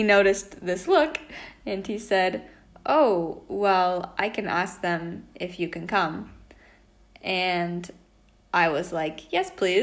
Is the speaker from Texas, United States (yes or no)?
no; Washington, United States; moved away as an adult; also born or lived in Spain; now in Italy; I'm from Washington State, but currently I live in Italy